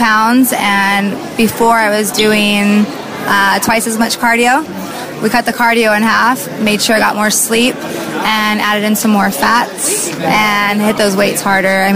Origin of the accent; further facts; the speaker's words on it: Las Vegas, Nevada, United States; went back to Las Vegas, my hometown